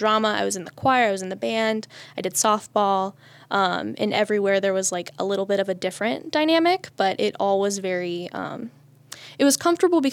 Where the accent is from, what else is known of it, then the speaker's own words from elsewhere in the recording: Mogadore, Ohio, United States; I grew up in the village of Mogador, which is this little place like right outside of Akron